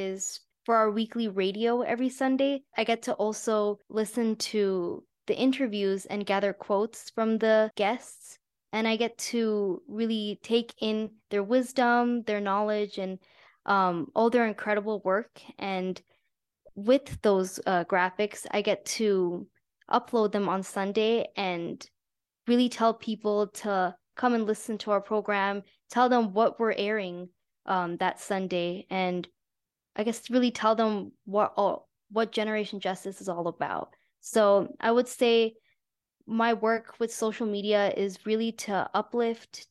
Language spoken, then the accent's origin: English; Albuquerque, New Mexico, United States; I'm from Albuquerque, New Mexico. My parents are from India, but I grew up here.